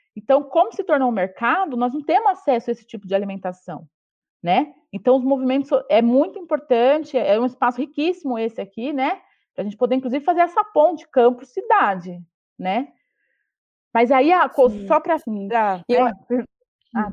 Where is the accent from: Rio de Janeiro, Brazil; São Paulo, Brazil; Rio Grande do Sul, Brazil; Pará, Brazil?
São Paulo, Brazil; eu venho da periferia de São Paulo, sou da zona leste